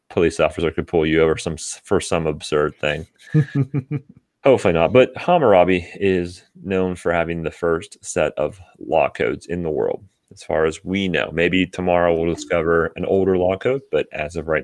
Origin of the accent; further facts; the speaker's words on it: Western Pennsylvania, United States; moved away; I'm originally from Western Pennsylvania.